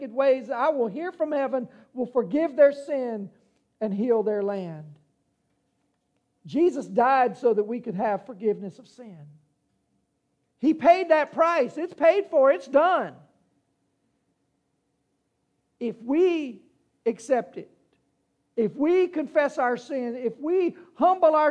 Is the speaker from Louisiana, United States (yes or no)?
yes; Louisiana, United States; I'm from Louisiana, and we have these things called hurricanes.